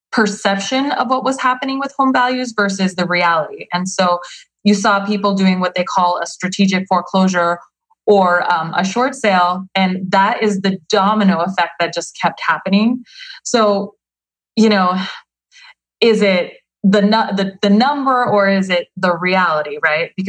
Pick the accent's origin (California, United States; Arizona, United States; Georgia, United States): Arizona, United States; Nogales; now in Phoenix, United States; Nogales, Arizona.